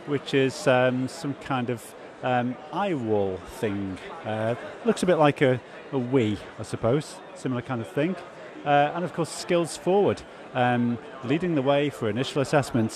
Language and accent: English; Liverpool, North West England, United Kingdom; we're all from Liverpool, you know, we sort of know each other from Liverpool